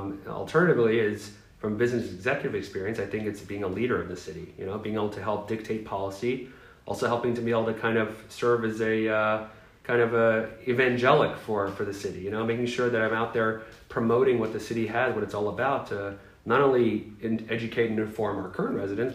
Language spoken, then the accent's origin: English; Boca Raton, Florida, United States; now in Parkland, United States; I grew up in Boca Raton, South Florida, my whole life.